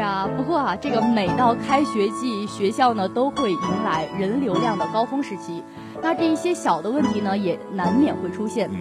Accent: China; 自己作为一个中国人是深深感到骄傲

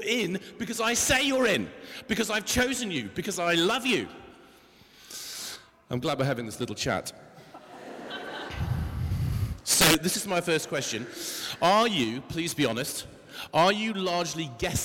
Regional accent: England, United Kingdom; we're the English

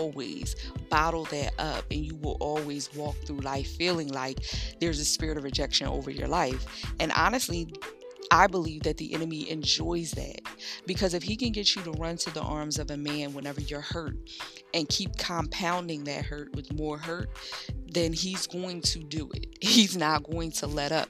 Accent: Philadelphia, Pennsylvania, United States; growing up in North Philly and heading off to Temple in the mornings

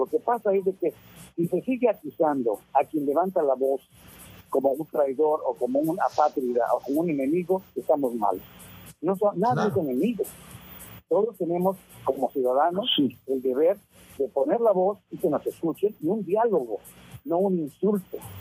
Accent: Mexico; now in United States; yo soy mexicano, aunque vivo acá en Estados Unidos hace muchos años

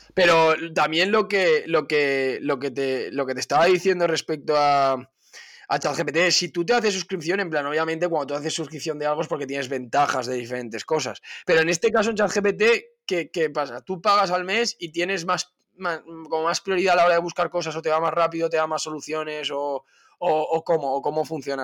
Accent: Spain

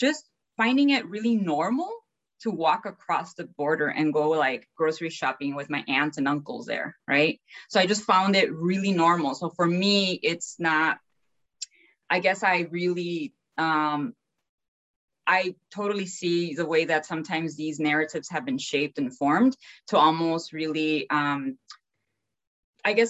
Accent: Chicago, Illinois, United States; also born or lived in El Paso, Texas; I grew up in Chicago, but I was born in El Paso.

